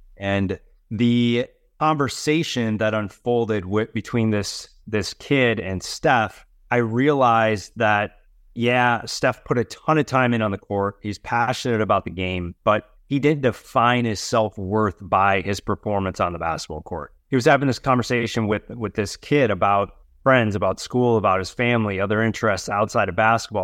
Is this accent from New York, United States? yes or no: no; Wisconsin, United States; now in Los Angeles, United States; I am originally from Wisconsin